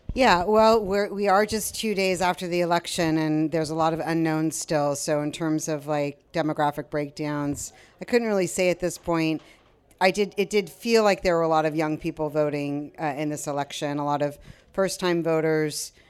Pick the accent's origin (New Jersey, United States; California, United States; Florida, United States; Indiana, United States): California, United States; Culver City; moved away as an adult; now in Sacramento, United States; my dad was on the city council in Culver City, where I grew up in Southern California